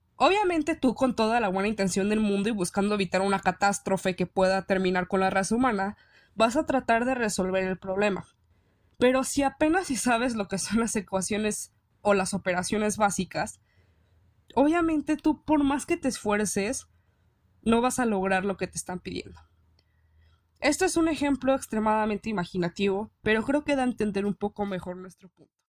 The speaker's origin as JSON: {"language": "Spanish", "country": "Mexico", "said": "nos sentimos orgullosos de decir que somos mexicanos"}